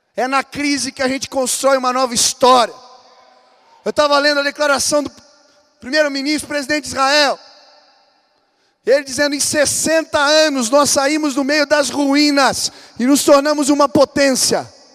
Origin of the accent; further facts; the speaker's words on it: Brazil; eu sou brasileiro, a minha terra é abençoada, o meu povo é abençoado